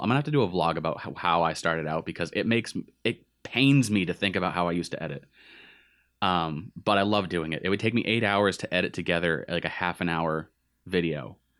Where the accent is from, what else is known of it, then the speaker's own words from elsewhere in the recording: Gardner, Massachusetts, United States; also born or lived in Westminster, Massachusetts / Manchester / Winchendon, Massachusetts; born and raised, born in Westminster, raised in Gardner, moved to Manchester.